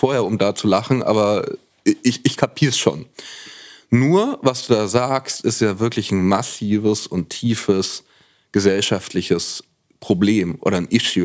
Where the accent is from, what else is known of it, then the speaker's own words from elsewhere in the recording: Franconia, Bavaria, Germany; ich bin in Franken geboren